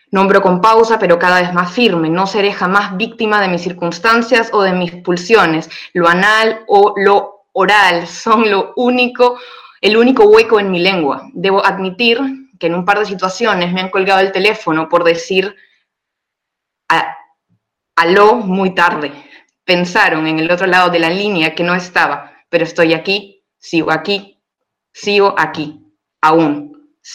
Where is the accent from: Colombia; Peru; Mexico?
Peru; moved away; Yo soy de Perú, y me quedé y sigo aquí.